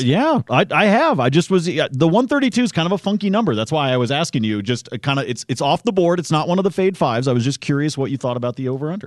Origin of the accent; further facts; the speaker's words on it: Oregon, United States; I grew up in Oregon.